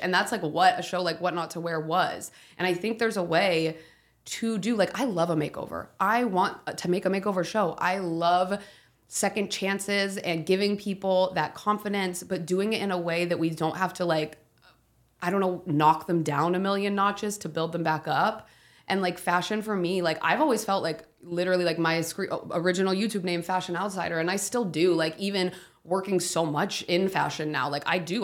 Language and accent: English; Ohio, United States; my hometown, Ohio